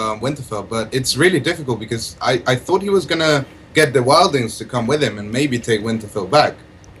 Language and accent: English; Mexico; now in Oxford, United Kingdom; I'm personally from Mexico, but I'm really far away.